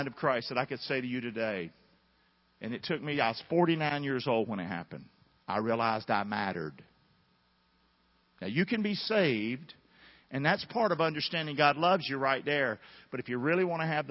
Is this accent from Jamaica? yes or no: no; the South, United States; growing up in the South